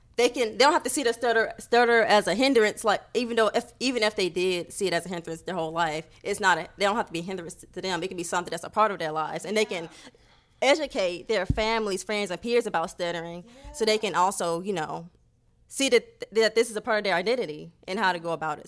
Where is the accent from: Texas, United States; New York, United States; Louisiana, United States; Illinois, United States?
Texas, United States; Houston; We're born and raised in Houston, in that area